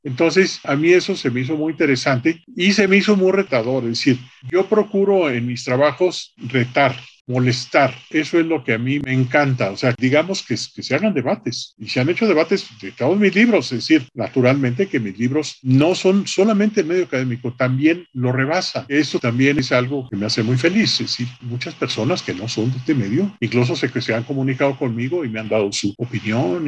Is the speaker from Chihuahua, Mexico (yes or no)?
yes; Chihuahua, Mexico; Yo soy fronterizo, es decir, yo soy originario de Chihuahua